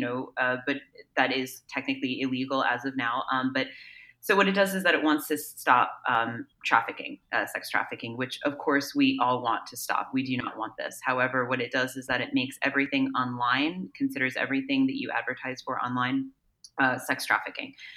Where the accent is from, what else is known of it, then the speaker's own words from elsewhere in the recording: East Coast, United States; moved away as an adult; also born or lived in New York; now in Los Angeles, United States; I'm originally from the East Coast actually, so I went to school in New York and I lived there in the city